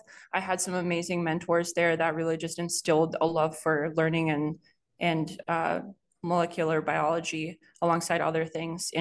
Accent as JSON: {"language": "English", "town": "Boston", "region": "Massachusetts", "country": "United States", "tie": "born or raised there", "also_born_or_lived": "Boulder, Colorado", "said": "I was born in Boulder, Colorado. And then we moved to Massachusetts to continue my sister's treatment. in Boston. So around that time is I was like a pretty young kid"}